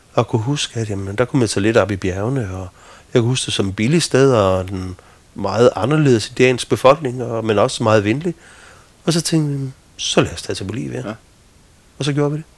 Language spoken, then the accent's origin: Danish; Midtfyn, Southern Denmark, Denmark; jeg stammer fra Midtfyn